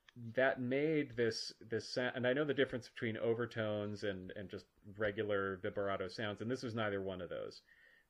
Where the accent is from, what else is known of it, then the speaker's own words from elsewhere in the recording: Minnesota, United States; I grew up in Minnesota